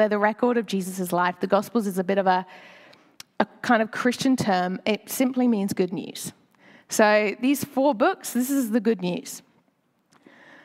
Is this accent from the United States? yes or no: no; United Kingdom; moved away as an adult; now in Sydney, Australia; I'm British